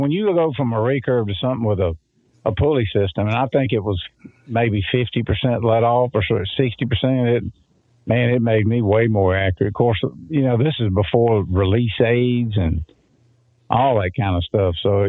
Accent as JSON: {"language": "English", "region": "Florida", "country": "United States", "tie": "born or raised there", "said": "I grew up hunting in the Homosassa National Forest, and I ran the archery division of a big sporting goods store down there."}